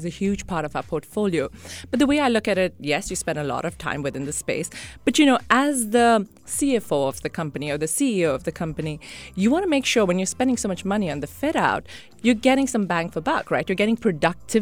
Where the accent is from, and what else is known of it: Sharjah, United Arab Emirates; born or raised there; also born or lived in Mumbai, India